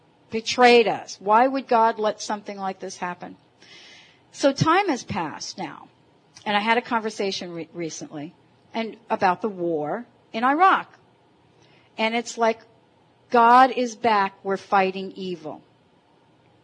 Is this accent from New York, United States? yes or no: yes; New York, United States; moved away; having grown up on the East Coast and being from New York.